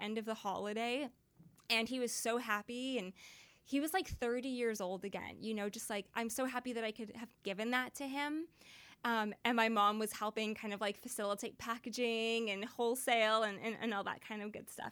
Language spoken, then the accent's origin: English; Surrey, British Columbia, Canada; also born or lived in Vancouver; I grew up in Surrey, technically. But most of my career happened in Vancouver